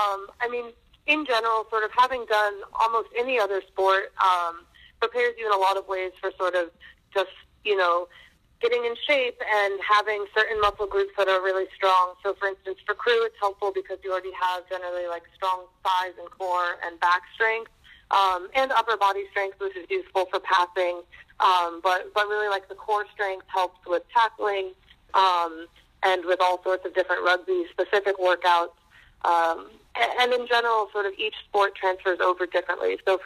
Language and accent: English; Boston, Massachusetts, United States; So I grew up in Boston. I moved around a lot when I was a kid